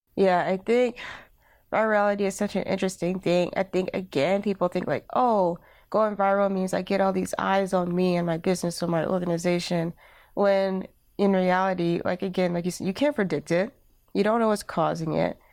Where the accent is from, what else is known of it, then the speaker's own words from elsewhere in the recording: Alabama, United States; moved away as an adult; now in Durham, United States; I am originally from Alabama, and, uh, when I moved to Durham, North Carolina